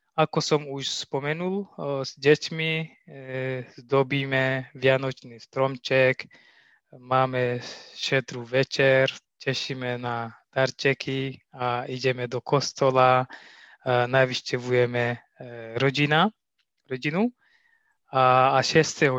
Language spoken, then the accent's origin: Slovak; Ethiopia; Slovak is a second language; moved away as an adult; now in Slovakia; u nás v Etiópie